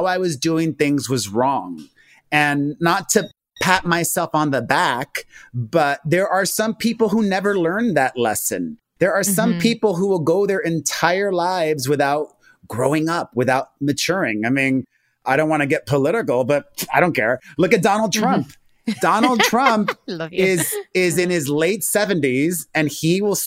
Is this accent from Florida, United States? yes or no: yes; Miami, Florida, United States; I grew up in Miami, the son of Cuban immigrants